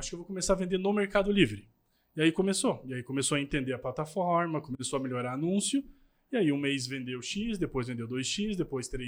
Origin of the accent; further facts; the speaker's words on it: Itajaí, Santa Catarina, Brazil; A gente é de Itajaí